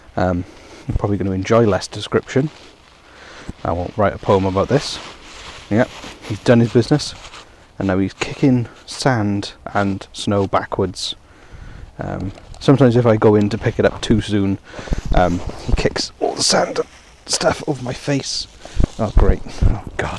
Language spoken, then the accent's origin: English; Wales, United Kingdom; I come from Wales